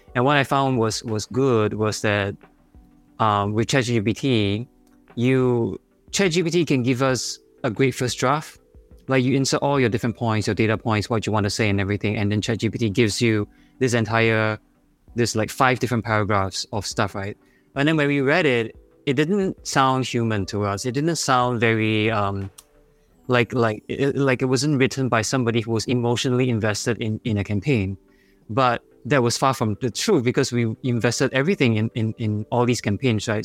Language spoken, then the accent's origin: English; Singapore; accent: Singaporean; my Singaporean accent